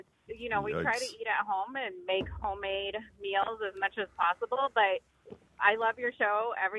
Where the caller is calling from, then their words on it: Holden, Massachusetts, United States; Hi, I'm from Holden, Massachusetts.